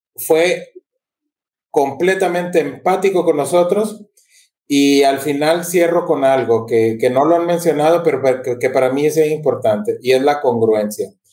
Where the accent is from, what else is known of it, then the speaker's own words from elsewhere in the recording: Mexico; now in Honduras; Yo soy mexicano